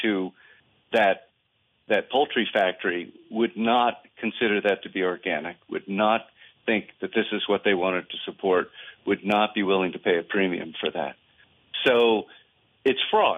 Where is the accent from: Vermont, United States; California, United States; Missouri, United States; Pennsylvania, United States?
Vermont, United States; I was from Vermont